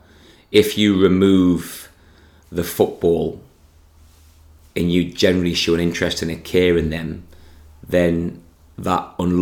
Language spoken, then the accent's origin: English; Consett, North East England, United Kingdom; born or raised there